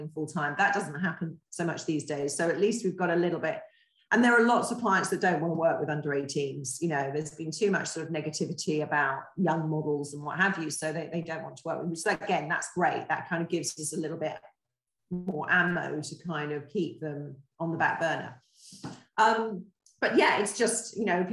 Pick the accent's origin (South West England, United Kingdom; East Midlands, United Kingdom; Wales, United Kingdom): South West England, United Kingdom; Torquay; I grew up here in Torquay